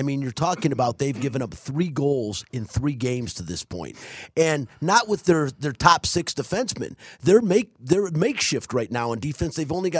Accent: Detroit, Michigan, United States; I'm from Detroit

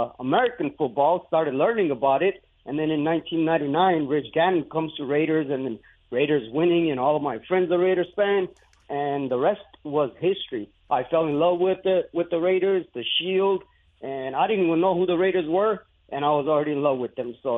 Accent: India; now in United States; I grew up in India

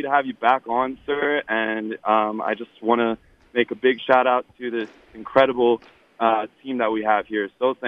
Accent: East Coast, United States; now in Las Vegas, United States; I'm from the East Coast

